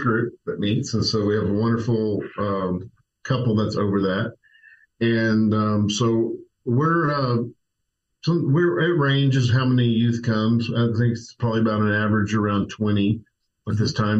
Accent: Tulsa, Oklahoma, United States; moved away; grew up in Tulsa

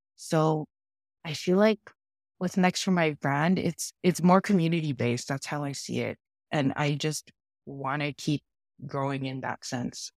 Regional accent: Toronto, Ontario, Canada; also born or lived in New York; now in Toronto, Canada; I grew up in Toronto, Canada

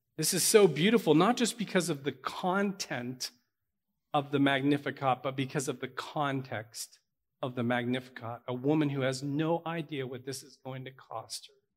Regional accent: Pittsburgh, Pennsylvania, United States; I'm from Pittsburgh.

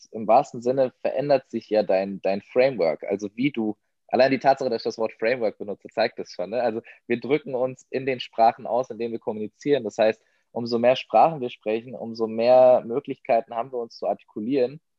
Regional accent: Germany; ich bin ein ähm, Deutscher mit persischem Migrationshintergrund in seinen Mitzwanzigern

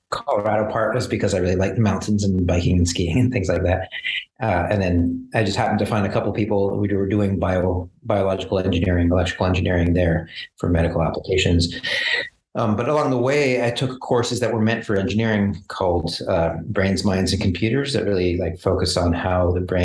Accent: Montreal, Quebec, Canada; moved away; also born or lived in Kingston, Ontario / San Diego; I grew up in Montreal.

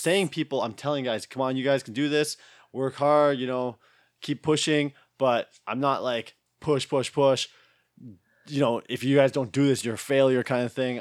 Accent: Tofield, Alberta, Canada; I was born in Tolfield, Alberta

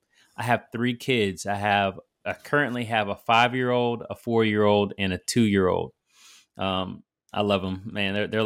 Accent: Virginia Beach, Virginia, United States; also born or lived in Silver Spring, United States / Houston, United States / Italy; I am from Virginia Beach, Virginia. I grew up, spent most of my life in Virginia Beach, even though I was born in Silver Spring, lived in Houston for a little bit, lived in Italy at a certain point because my dad was in the Navy.

